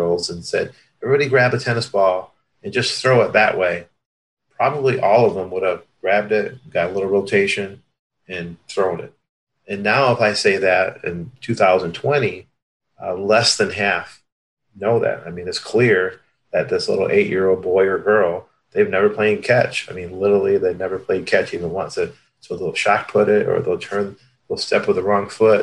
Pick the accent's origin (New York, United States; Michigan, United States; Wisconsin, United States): Michigan, United States; Hudsonville; also born or lived in Cuba; I was born in Cuba and sponsored by a church, the Hudsonville, Michigan, which is, kind of the west side of Michigan. And we had a park, about a block from where we lived